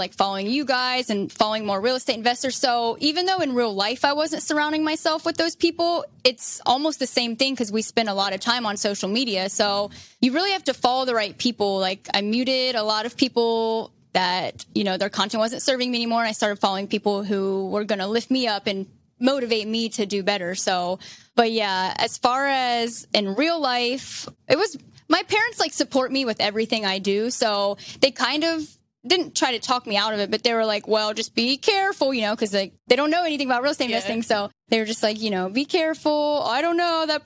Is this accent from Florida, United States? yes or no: no; Columbus, Ohio, United States; moved away as an adult; now in Las Vegas, United States; I'm actually from Columbus, Ohio. I moved to Vegas 7 years ago.